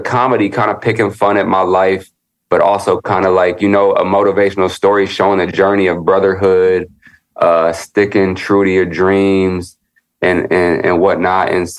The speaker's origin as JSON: {"language": "English", "town": "Chicago", "region": "Illinois", "country": "United States", "tie": "born there", "lives_now": "Los Angeles, United States", "said": "Like I was born in the Midwest and I was born in Chicago, moved to LA."}